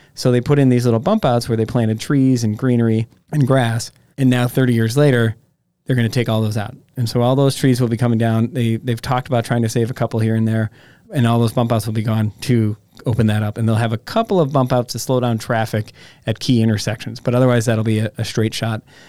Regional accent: Egg Harbor, Wisconsin, United States; I grew up in Egg Harbor

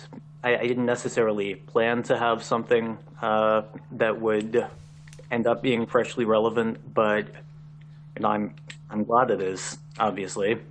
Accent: Richmond, Virginia, United States; moved away as an adult; now in Washington, D.C., United States; I am originally from Richmond, and that's why I ended up in the Washington, D.C. area.

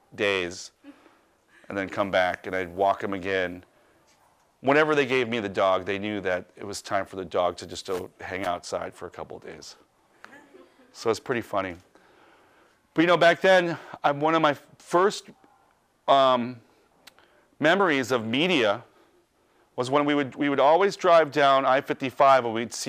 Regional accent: Chicago, Illinois, United States; I was born on the south side at 104th. I was born in Little Company of Mary Hospital, which is at 95th and Western, and lived at 104th at Whipple when I was a kid.

